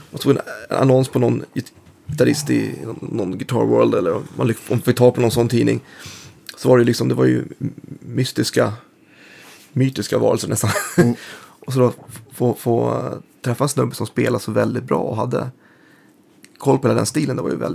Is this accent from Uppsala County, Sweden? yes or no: yes; Bålsta, Uppsala County, Sweden; also born or lived in Stockholm; Bålsta, mm. norr om. Så att, född i Stockholm men, men mm. uppväxt där. Och det var ju liksom en ännu mer mindre och isolerad ort än det är idag. Nu är det lite mer förort pendlars-style.